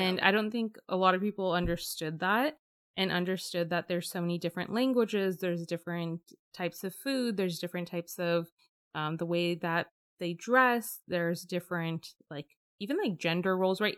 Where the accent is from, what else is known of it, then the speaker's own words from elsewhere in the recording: Bay Area, California, United States; growing up in the Bay Area.